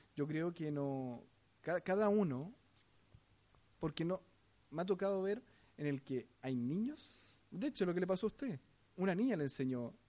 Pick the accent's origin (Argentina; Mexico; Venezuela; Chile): Chile; como sociedad chilena